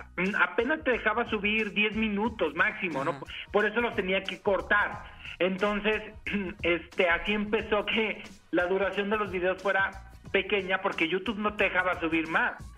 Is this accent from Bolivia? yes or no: no; Jalisco, Mexico; Yo soy de Jalisco y la verdad del estado Jalisco tiene un lugar en mi corazón.